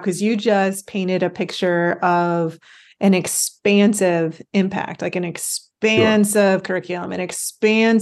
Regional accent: Midwest, United States; I come from the Midwest because we have a lot of windmills

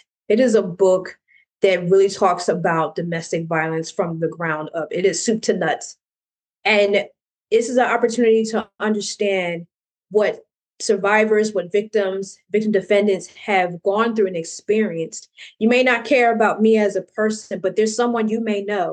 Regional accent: New Jersey, United States; I'm from New Jersey

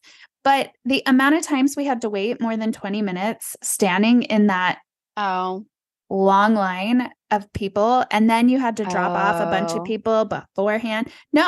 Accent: San Antonio, Texas, United States; but I grew up in San Antonio, Texas, where river parades were a thing

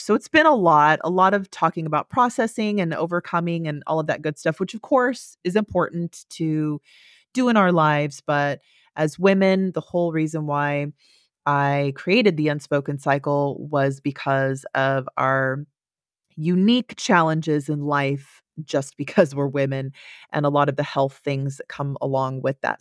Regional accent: Central Valley, California, United States; I grew up in Central Valley, California.

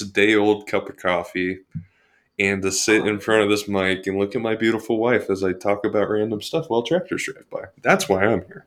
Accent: Washington, United States; moved away as an adult; also born or lived in Portland, Oregon / Montana; now in Billings, United States; I essentially grew up where I was raised in Washington

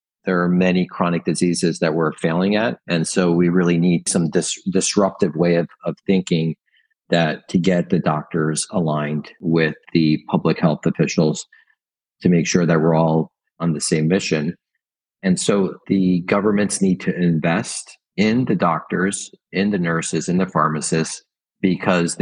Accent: Italy; now in United States; I was born in Italy and I spend a lot of time in Europe

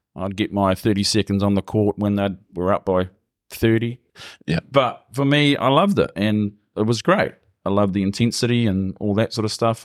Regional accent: Gisborne, New Zealand; born and bred in Gizzy, Love the place. Never really moved.

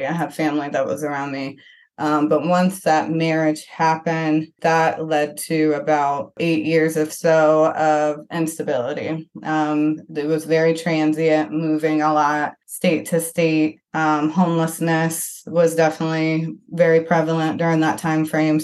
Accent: Flint, Michigan, United States; I grew up in Flint, Michigan

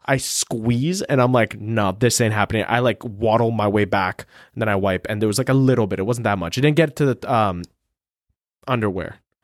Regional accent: Ukraine; moved away; I was born in Ukraine.

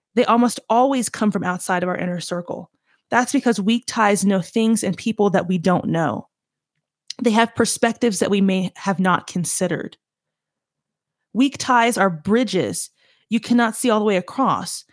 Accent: the South, United States; I'm from the South

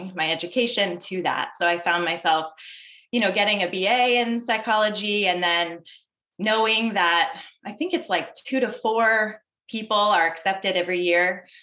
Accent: Maine, United States; I grew up in Maine

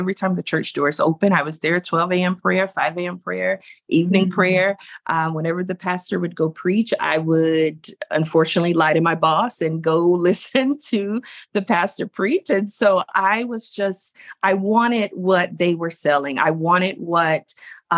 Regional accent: North Carolina, United States; I grew up in North Carolina, a very rural part of North Carolina, not far from the South Carolina border

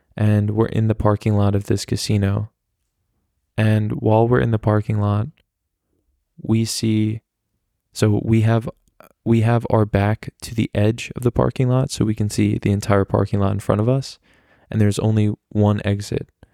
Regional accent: United States; I'm American

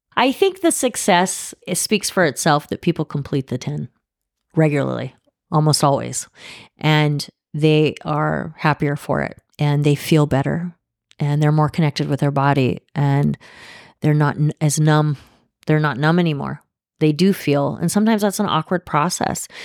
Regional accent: Oregon, United States; also born or lived in Los Angeles, California / Switzerland / San Diego / Geneva; now in Manitowoc, United States; I was born in L A, and I grew up in Oregon. I grew up in a small town in Oregon on a farm

